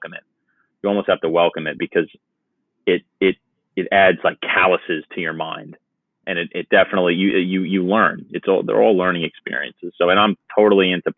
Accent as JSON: {"language": "English", "area": "Long Island", "region": "New York", "country": "United States", "tie": "born or raised there", "also_born_or_lived": "Virginia", "moved": "as an adult", "lives_now": "Barnegat, New Jersey, United States", "said": "I was born in Virginia and then moved to New York when I was 7 to live with my mother and her family"}